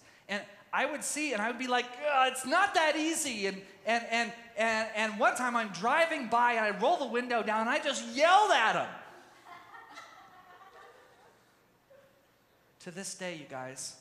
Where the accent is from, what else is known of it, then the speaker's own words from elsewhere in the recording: Tyler, Texas, United States; moved away; also born or lived in Mendocino, California; I grew up in Youth with a Mission. And in the Tyler, Texas base was huge